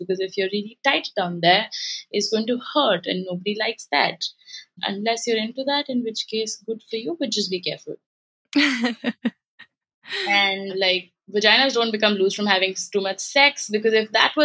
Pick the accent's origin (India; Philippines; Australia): India; now in United States; I come from India